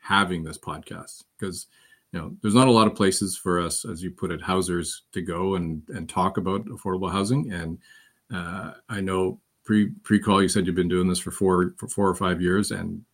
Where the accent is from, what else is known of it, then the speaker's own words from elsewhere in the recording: North Bay, Ontario, Canada; That's the house that I grew up in North Bay